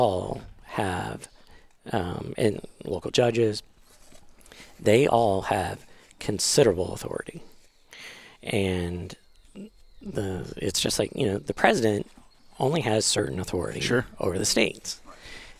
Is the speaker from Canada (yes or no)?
yes; Canada; moved away; I grew up in Canada